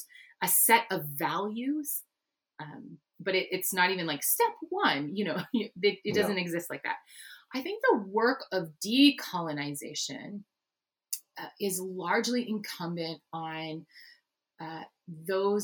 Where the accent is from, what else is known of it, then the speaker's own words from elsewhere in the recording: Canada; I'm Dutch Canadian.